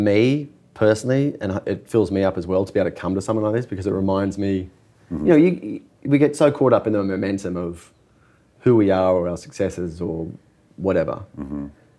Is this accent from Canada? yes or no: no; Australia; moved away; being an Australian